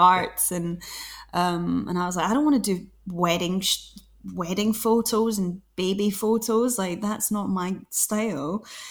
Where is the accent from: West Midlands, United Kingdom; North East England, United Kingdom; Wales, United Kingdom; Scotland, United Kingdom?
Scotland, United Kingdom; Glasgow; now in London, United Kingdom; I'm from Glasgow.